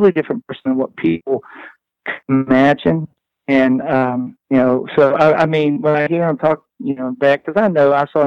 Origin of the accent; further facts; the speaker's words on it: Southwest Virginia, United States; I'm from Southwest Virginia